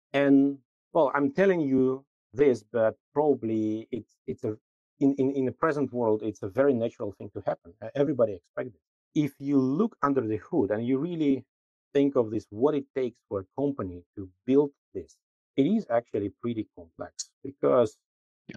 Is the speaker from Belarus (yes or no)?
yes; Minsk, Belarus; moved away as an adult; also born or lived in Amsterdam, Netherlands; I'm originally from Minsk, Belarus, but pretty early in my career, I moved to Amsterdam, to the Netherlands